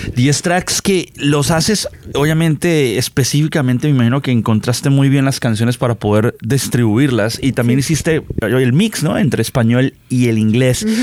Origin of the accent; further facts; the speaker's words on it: Colombia; yo soy colombiano